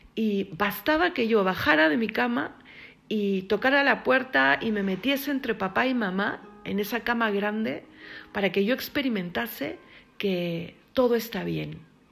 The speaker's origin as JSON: {"language": "Spanish", "region": "Lima", "country": "Peru", "tie": "born or raised there", "said": "cuando yo era pequeña, en mi país, en Perú, se vivía lamentablemente las consecuencias del terrorismo, ¿no? Y cuando el terrorismo llega pues, a, la capital donde yo vivía"}